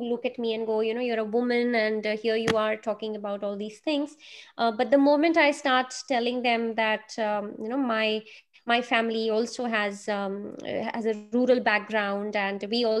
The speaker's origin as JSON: {"language": "English", "region": "Delhi", "country": "India", "said": "I come from Delhi"}